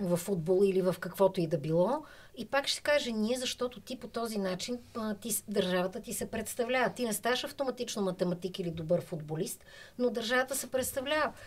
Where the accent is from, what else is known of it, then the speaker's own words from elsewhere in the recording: Bulgaria; искам да съм доброто, което мога аз да надграждам като българин mm-hmm. и като българка.